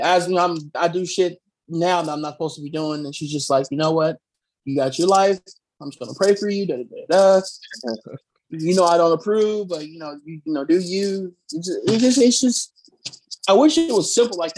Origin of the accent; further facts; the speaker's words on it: the South, United States; moved away; I grew up in, you know, growing up in the South